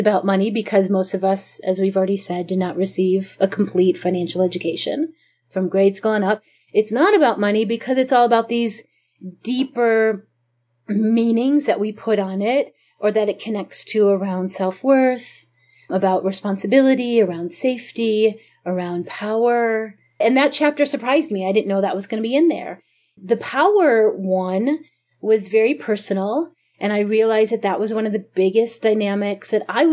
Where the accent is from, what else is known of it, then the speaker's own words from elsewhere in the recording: Chicago, Illinois, United States; moved away; also born or lived in Jerusalem; where I grew up in Chicago in the suburbs